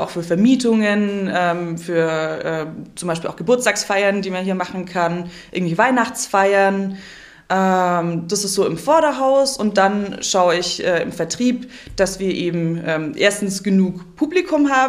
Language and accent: German; Kempten, Bavaria, Germany; also born or lived in Munich; now in Memmingen, Germany; Aus Kempten. Ich bin tiefste Allgäuerin, in Kempten geboren, aufgewachsen, bin nie aus Bayern rausgekommen, weil ich dann nach München gezogen bin und jetzt wieder so halb im Allgäu zurück.